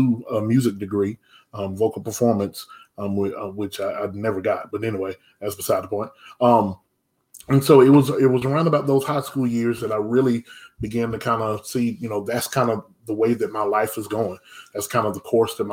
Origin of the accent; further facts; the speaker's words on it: Anderson, South Carolina, United States; now in Irmo, United States; my hometown is LA, which is Lower Anderson. That's not Los Angeles. That's Lower Anderson